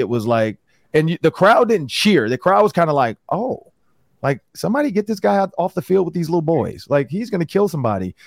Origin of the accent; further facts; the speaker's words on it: Detroit, Michigan, United States; moved away; I'm from Detroit